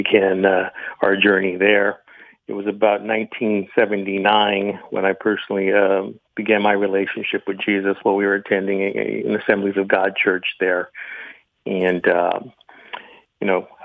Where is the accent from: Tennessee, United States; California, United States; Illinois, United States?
California, United States; Los Angeles; I was born in Southern California, Los Angeles, to a Catholic family. Was raised in the Catholics church